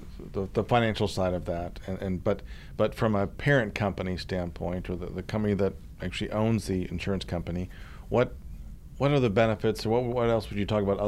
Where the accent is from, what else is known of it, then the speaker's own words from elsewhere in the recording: Boston, Massachusetts, United States; now in Oklahoma, United States; I grew up in the Boston area.